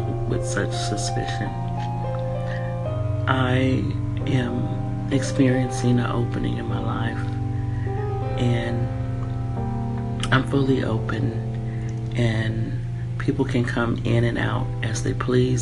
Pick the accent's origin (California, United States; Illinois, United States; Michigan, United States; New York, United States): California, United States; San Francisco; moved away as an adult; also born or lived in San Jose, California / Washington State / Denver, Colorado / Bay Area; I'm from California, Northern California. I was brought up in San Francisco and San Jose